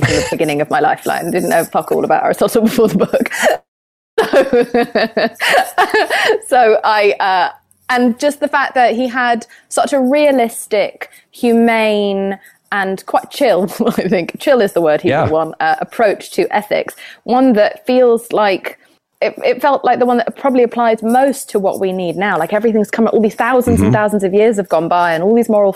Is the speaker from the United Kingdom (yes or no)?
yes; United Kingdom; I'm British